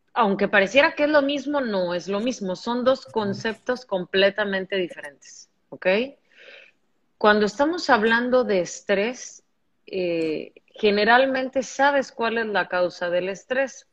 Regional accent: Veracruz, Mexico; yo soy de Veracruz

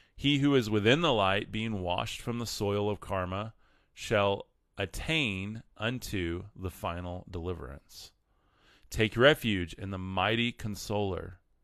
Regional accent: West Texas, United States; raised in West Texas

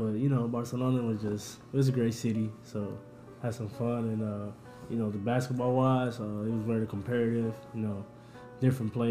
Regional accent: Phoenix, Arizona, United States; also born or lived in Colón, Panama; I'm from Colón, Panama. And I grew up in Phoenix, so I'm here.

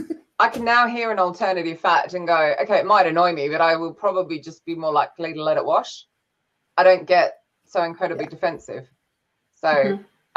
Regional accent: Australia; As an Australian

